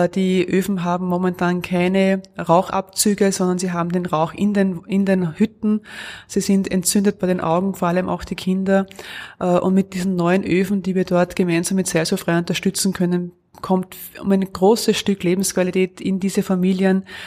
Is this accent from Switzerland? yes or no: no; Lower Austria, Austria; moved away as an adult; now in Innerschwand am Mondsee, Austria; Ich bin ja gebürtig in Niederösterreich